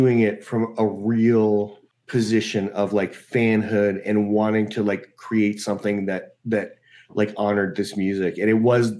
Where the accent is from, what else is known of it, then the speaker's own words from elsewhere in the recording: New York City, New York, United States; I grew up in New York City, and I went to this prep school in the city